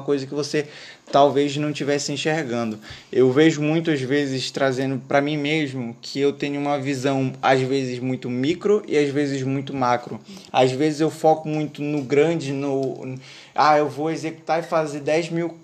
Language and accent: Portuguese; North Region, Brazil; aqui no norte, que a gente é do norte